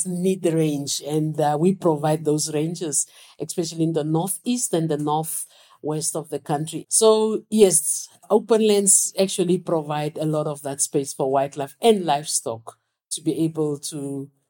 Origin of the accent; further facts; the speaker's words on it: Windhoek, Khomas, Namibia; I was born in Windhoek